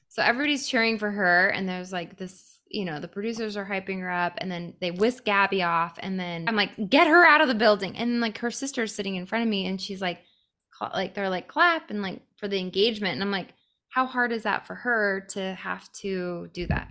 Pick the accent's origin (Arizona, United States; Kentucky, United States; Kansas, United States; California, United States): Arizona, United States; also born or lived in Santa Monica; I grew up in Arizona.